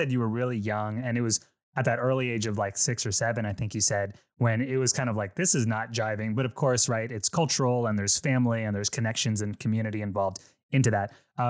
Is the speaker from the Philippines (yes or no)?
yes; Philippines; Myself, I'm Filipino, and the Filipino religion, it's a very Catholic nationality, just as a culture, right?